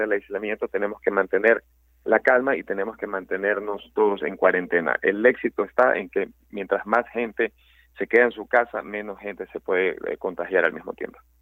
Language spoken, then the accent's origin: Spanish; Ecuador; somos 17 millones de, ecuatorianos